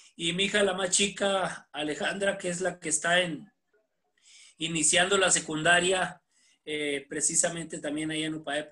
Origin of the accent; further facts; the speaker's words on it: Ciudad Camargo, Chihuahua, Mexico; now in Puebla, Mexico; yo soy originario de Ciudad Camargo, Chihuahua